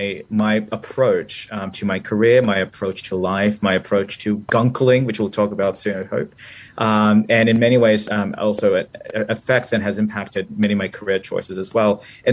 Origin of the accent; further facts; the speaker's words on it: Manila, Metro Manila, Philippines; born there; So as you just said, I was born in Manila, Philippines, and I was born during the Marcos dictatorship under martial law.